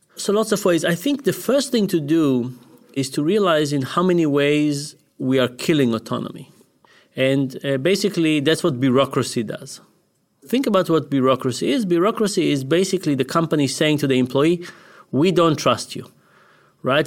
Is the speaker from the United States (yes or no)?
no; Israel; moved away; we grew up in Israel.